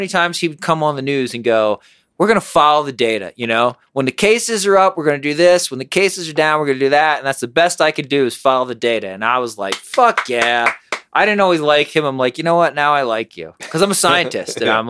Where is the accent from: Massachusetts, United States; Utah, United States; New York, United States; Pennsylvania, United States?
Pennsylvania, United States; Harrisburg; now in Colorado, United States; I grew up in Pennsylvania, and growing up there, there was a small music scene in Harrisburg area where I grew up